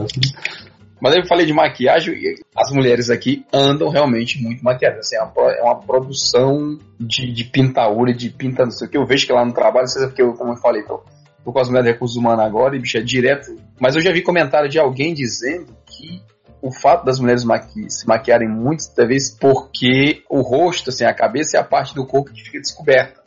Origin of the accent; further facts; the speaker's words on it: Northeast Region, Brazil; moved away as an adult; a gente veio do Nordeste, eu vim do Nordeste, você em parte também